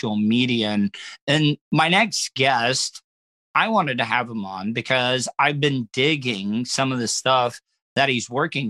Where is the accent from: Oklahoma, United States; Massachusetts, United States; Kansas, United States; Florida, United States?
Florida, United States; DeLand; I grew up in DeLand